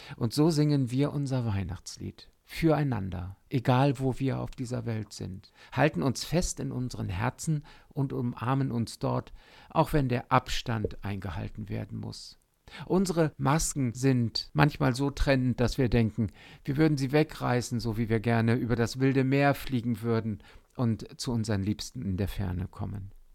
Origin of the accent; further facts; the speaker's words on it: Otterndorf, Lower Saxony, Germany; in Otterndorf an der Küste, an der Nordsee, wo ich aufgewachsen bin